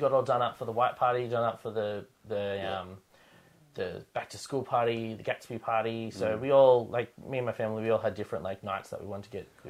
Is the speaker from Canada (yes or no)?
no; Penrith, New South Wales, Australia; I found one group of guys that was from Penrith, which is where I'm from.